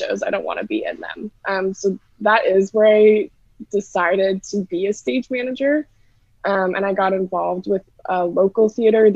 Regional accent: Montana, United States; moved away as an adult; also born or lived in Massachusetts / Boston; now in Chicago, United States; I am originally from Montana, and I moved to Massachusetts

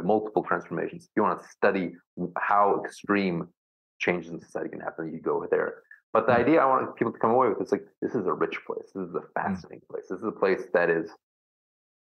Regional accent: United States; I'm the American …

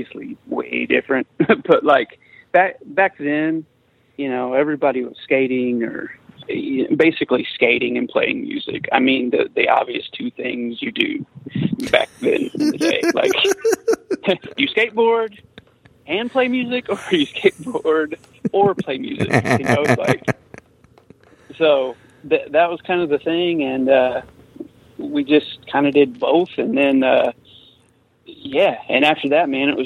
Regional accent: Midwest, United States; we're from the Midwest

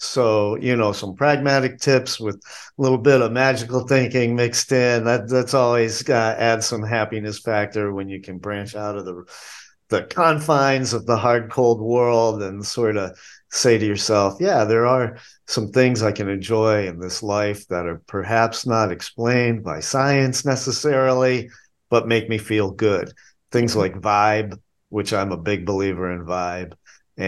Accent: New England, United States; now in Asheville, United States; Growing up in New England

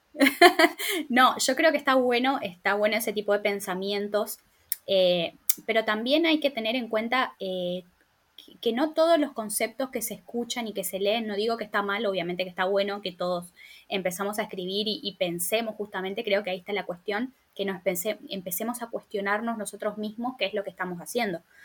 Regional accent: Formosa, Argentina; moved away as an adult; now in Buenos Aires, Argentina; soy formoseña, vivo en Buenos Aires hace 10 años.

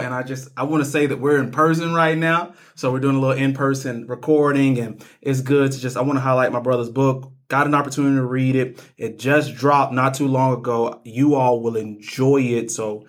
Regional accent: Birmingham, Alabama, United States; Growing up in Birmingham, I learned from conversations I overheard adults having that most of the white families that used to live in the city and send their kids to city schools had moved out to the suburbs

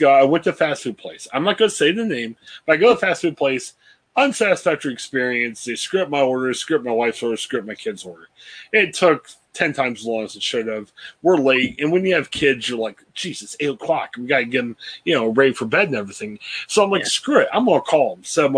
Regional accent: Stark County, Ohio, United States; moved away as an adult; also born or lived in Cleveland area, Ohio; I came from Stark County, a big county for high school football

